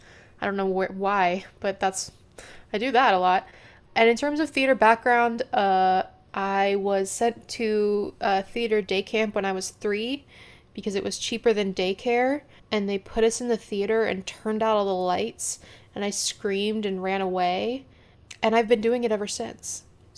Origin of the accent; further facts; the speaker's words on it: Seattle, Washington, United States; moved away as an adult; now in New York City, United States; My pronouns are she, her. I am originally from Seattle, Washington, recently relocated to New York City and live in that big city life.